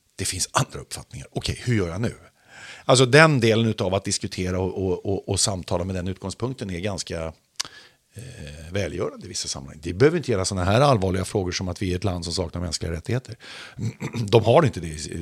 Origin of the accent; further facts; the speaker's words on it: Sweden; uppvuxen i Sverige som svensk medborgare